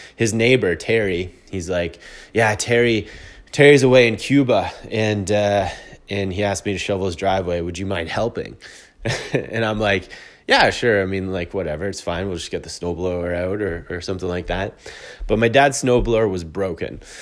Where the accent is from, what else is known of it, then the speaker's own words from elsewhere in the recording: Canada; I'm a Canadian.